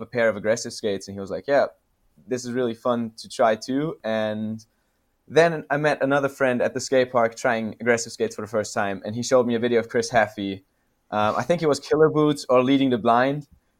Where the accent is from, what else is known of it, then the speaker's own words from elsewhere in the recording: west Austria, Austria; now in Vienna, Austria; So I'm not originally from Vienna, but from a small city in the west of Austria, and there was actually a pretty big scene there.